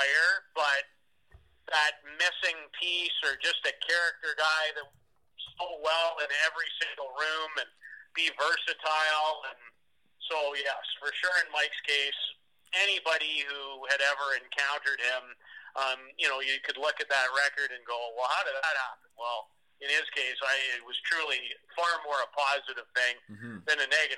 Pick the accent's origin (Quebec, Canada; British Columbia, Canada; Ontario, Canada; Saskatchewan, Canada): Saskatchewan, Canada; Saskatoon; also born or lived in Regina; growing up in Saskatoon